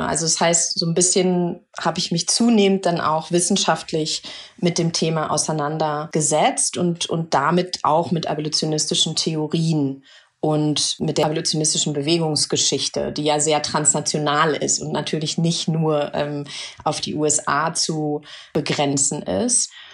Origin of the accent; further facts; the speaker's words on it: Germany; ich bin in Deutschland groß geworden und geboren